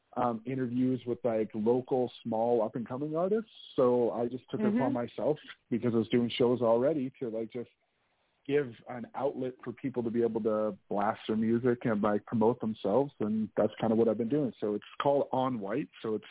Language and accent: English; Kelowna, British Columbia, Canada; now in Edmonton, Canada; I'm just a hip-hop artist from Canada. I live in Edmonton right now, but I'm originally from Kelowna, B.C.